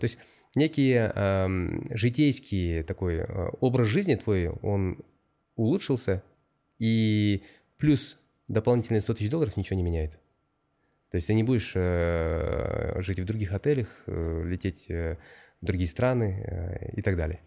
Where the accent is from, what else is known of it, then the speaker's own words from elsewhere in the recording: Bishkek, Kyrgyzstan; moved away as an adult; also born or lived in France / Almaty, Kazakhstan / Hong Kong; now in Boston, United States; конечно, Бишкек это мой родной город